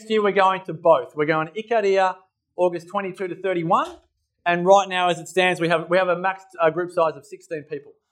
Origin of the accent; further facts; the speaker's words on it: Templestowe, Victoria, Australia; now in Mullumbimby, Australia; I grew up in Templestowe, but now live in Mullumbimby, which is a long way from Templestowe.